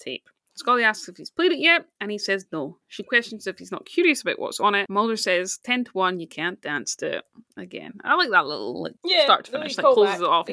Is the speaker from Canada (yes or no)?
no; Scotland, United Kingdom; as a Scottish person